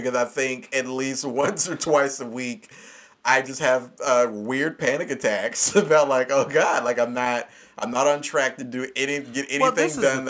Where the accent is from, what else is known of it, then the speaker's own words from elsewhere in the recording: Kentucky, United States; Because, I mean, technically, I still say I'm from Kentucky, but I've lived literally all over the country.